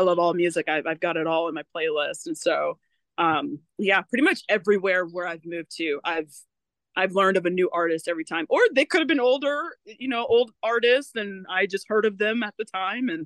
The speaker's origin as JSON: {"language": "English", "region": "West Coast", "country": "United States", "said": "I'm from the West Coast"}